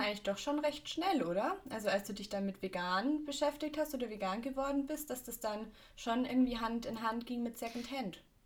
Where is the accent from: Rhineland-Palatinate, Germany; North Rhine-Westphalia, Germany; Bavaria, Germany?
Bavaria, Germany; Augsburg; bei uns in Augsburg